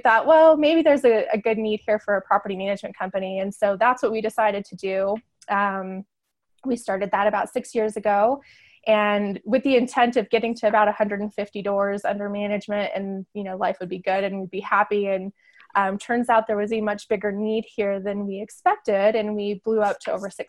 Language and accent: English; Northern Arizona, United States; also born or lived in San Diego; now in Farmington, United States; I grew up in Northern Arizona